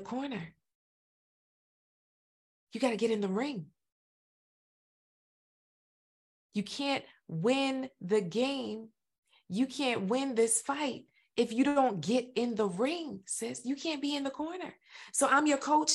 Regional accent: Florida, United States; I'm from Florida too

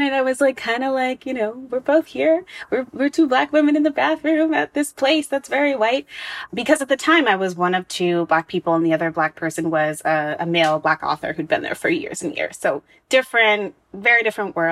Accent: United States; I was born in America.

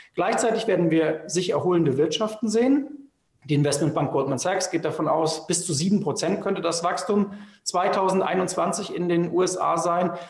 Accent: Germany; wir als Deutsche

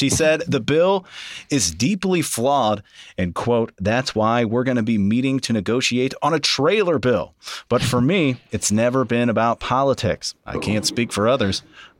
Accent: Illinois, United States; I'm born and raised in Illinois.

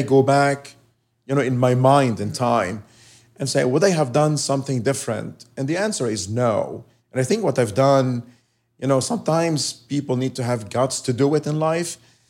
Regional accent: Lebanon; now in United States; I love living here. I love being American. Mm-hmm. I'm still Lebanese. Yeah. I go back to Lebanon to see my family.

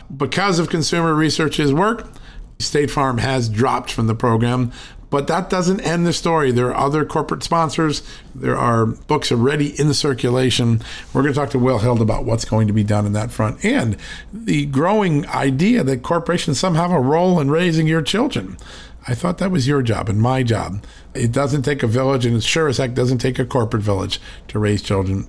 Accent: Connecticut, United States; where I grew up in Connecticut

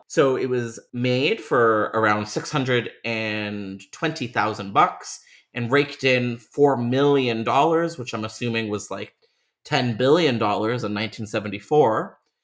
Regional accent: Toronto, Ontario, Canada; University of Toronto. It's just, like, my hometown in a nutshell

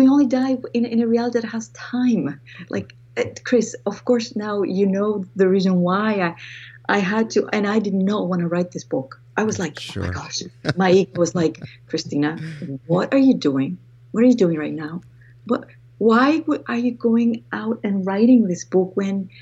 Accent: Greece; accent: Greek; moved away; I was raised in Greece, and that's where my accent comes from. I'm Greek

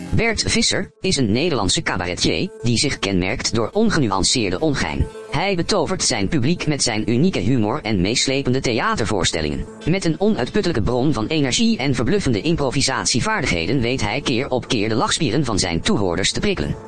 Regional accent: Veendam, Groningen, Netherlands; ik kom ook uit Vindam.

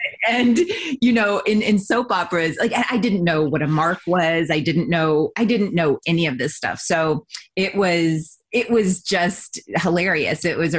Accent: Ventura, California, United States; born there; also born or lived in Texas; I just had come out to LA because I was born in Ventura. So I had left Texas and I just was in a adventure mode.

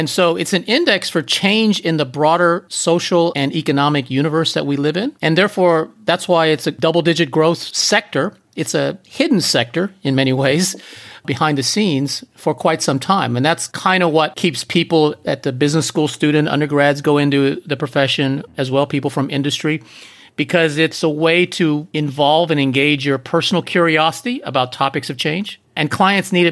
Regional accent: East Coast, United States; also born or lived in Hong Kong; now in San Diego, United States; we lived in Hong Kong for 10 years, and we're from the East Coast

